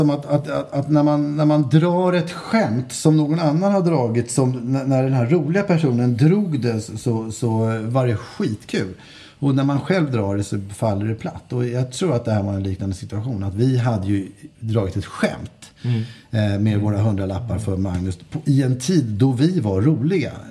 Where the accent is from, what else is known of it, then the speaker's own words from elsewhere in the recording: Stockholm County, Sweden; accent: Äppelviken; så kan det nog ha varit något i min dialekt. Eh, det vill säga lätt eh, Äppelviks i.